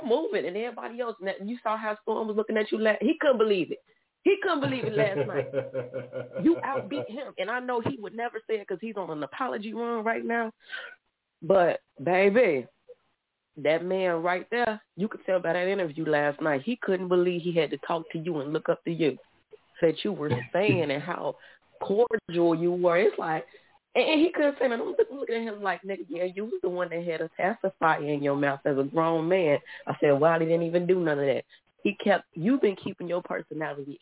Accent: Chicago, Illinois, United States; I'm from Chicago

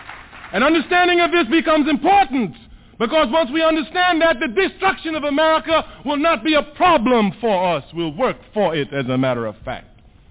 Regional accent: Trinidad & Tobago; now in United States; I was born in Trinidad. I was born in the West Indies

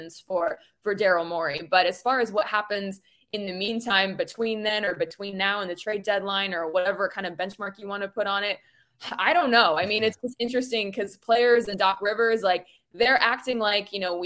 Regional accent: Phoenix, Arizona, United States; moved away as an adult; also born or lived in Denver / Portland / Oklahoma / Beaumont, Texas; now in Philadelphia, United States; I grew up in Phoenix and actually was living and working there for about 3 years prior to moving to Philly

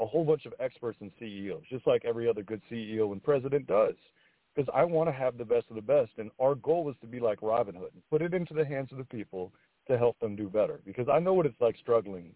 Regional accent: Fort Pierce, Florida, United States; I grew up in Fort Pierce as well. I grew up poor

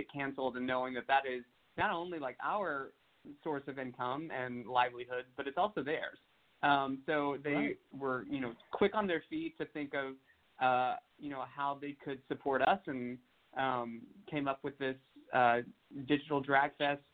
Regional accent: Tennessee, United States; moved away; go back to my home state

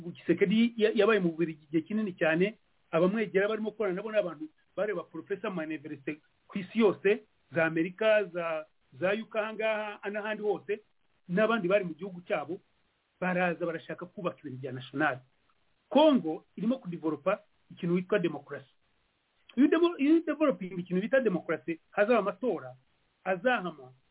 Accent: Rwanda

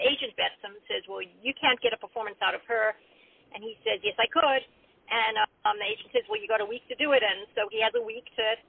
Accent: Australia; also born or lived in Zimbabwe; But I grew up in Africa, Zimbabwe and Australia, and neither know what Thanksgiving is.

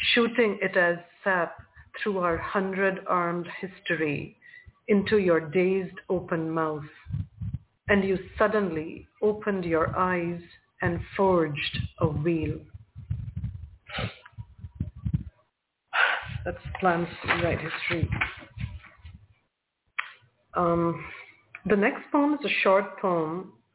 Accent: India; also born or lived in Toronto; I'm from India and that I was born into a Hindu family

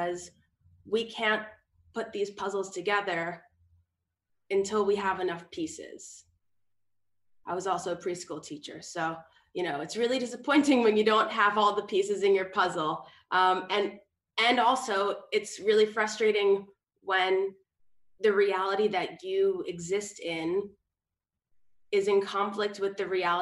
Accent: New York City, New York, United States; I am tuning in from New York City, where I am born and raised in New York City

